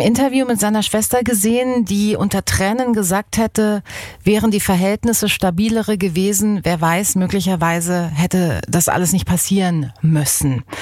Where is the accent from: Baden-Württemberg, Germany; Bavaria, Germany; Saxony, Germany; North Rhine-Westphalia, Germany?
Baden-Württemberg, Germany; hier bei uns in Baden